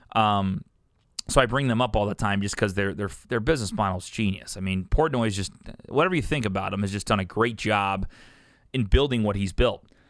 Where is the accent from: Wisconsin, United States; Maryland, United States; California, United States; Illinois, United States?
Illinois, United States; Columbia; also born or lived in St. Louis, Missouri; I'm from here. I'm from Columbia, Illinois. I'm fifteen minutes from downtown